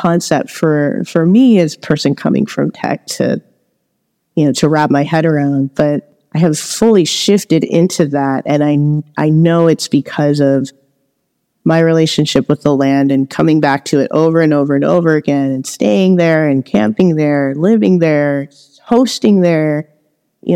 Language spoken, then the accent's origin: English; Los Angeles, California, United States; I grew up in Los Angeles, where there is a lot a lot of pollution